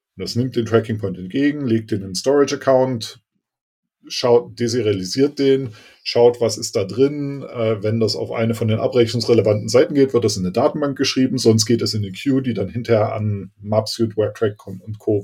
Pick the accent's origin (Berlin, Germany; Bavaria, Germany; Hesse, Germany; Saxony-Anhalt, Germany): Berlin, Germany; ich bin aus Berlin und äh, bin CTO bei der MAPR e Consulting GmbH